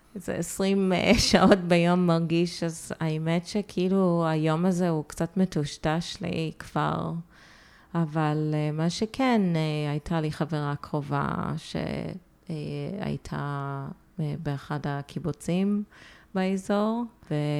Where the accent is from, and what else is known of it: United States; born or raised there; moved away as an adult; also born or lived in Haifa, Israel; now in Tel Aviv, Israel